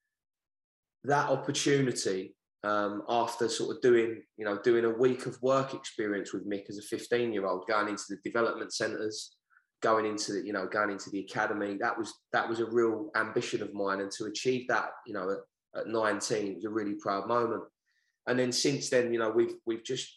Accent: London, United Kingdom; moved away as an adult; now in Hartford, United States; I'm from the Downham estate

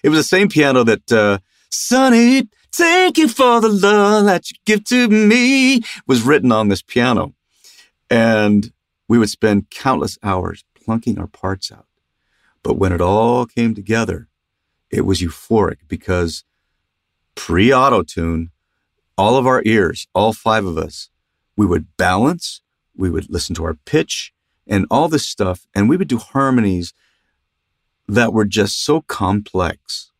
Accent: Los Angeles, California, United States; also born or lived in Ogden; because I moved away when I was three, and I grew up in San Fernando Valley in Los Angeles area. That's home. So I'm a Valley dude, I guess.

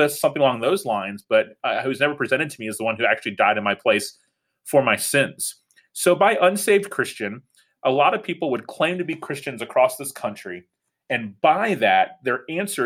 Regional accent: Tallahassee, Florida, United States; I am the pastor of City Church in Tallahassee, Florida, which is my hometown, which is neat to have the opportunity to be a pastor where I grew up.

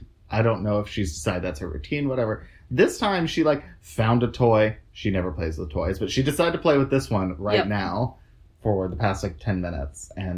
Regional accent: Oklahoma, United States; we grew up in Oklahoma, which is not known for its wines at all.

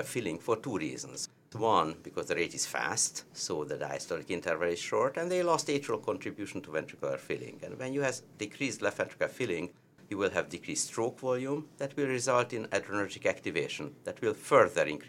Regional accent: Hungary; accent: heavy Hungarian; now in Charlotte, United States; you will always recognize me from my heavy Hungarian accent

